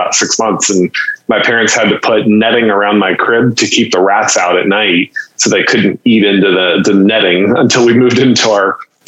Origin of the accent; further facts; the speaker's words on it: Haiti; So essentially you can say I grew up in Haiti.